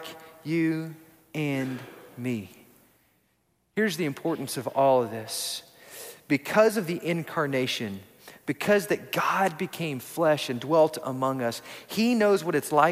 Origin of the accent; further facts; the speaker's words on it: Odessa, Texas, United States; also born or lived in Houston, Texas; So when I was a kid, we moved to Houston. We moved from Odessa, Texas, all the way to Houston